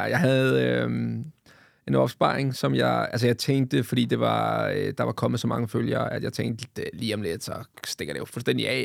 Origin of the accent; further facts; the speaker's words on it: Vestegnen, Capital Region of Denmark, Denmark; jeg er fra Vestegnen